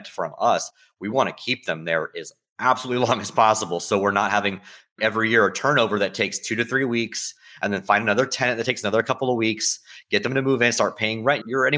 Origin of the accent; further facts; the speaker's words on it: St. Petersburg, Florida, United States; I'm a Florida native. I never really liked Tampa. I was born in St. Pete.